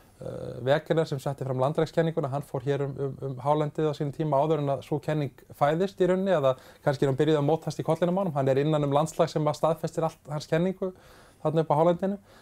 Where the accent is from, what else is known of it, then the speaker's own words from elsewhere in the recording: Iceland; ég var eitt frá Íslandi